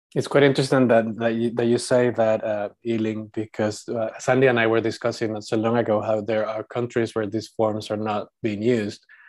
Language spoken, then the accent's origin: English; Panama; moved away as an adult; also born or lived in Europe; When I grew up, uh, in Panama, I was seen as white because my family was half European